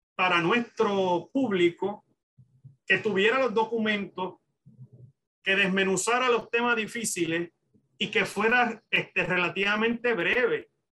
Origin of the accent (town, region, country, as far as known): Puerto Rico